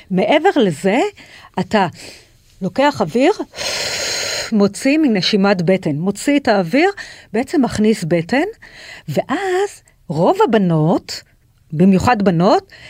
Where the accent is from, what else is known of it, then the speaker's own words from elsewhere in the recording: Tel Aviv, Tel Aviv District, Israel; זה גם אצלנו בתל אביב.